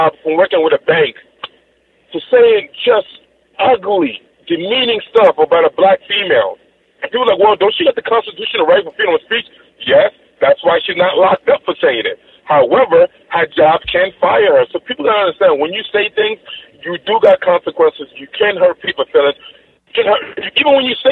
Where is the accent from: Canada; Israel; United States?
United States; New York; I'm from New York